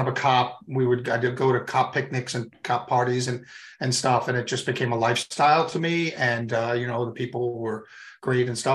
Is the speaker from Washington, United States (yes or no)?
no; Long Island, New York, United States; also born or lived in Atlanta / Tampa; I was born and raised in New York